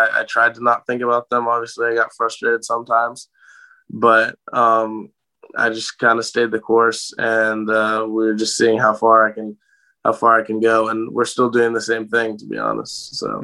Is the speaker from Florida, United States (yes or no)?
yes; Gainesville, Florida, United States; also born or lived in Atlanta, Georgia; I was born right outside of Atlanta when my dad was coaching at Georgia Tech. And I lived there for 10 years and then moved to Gainesville. And I've lived here ever since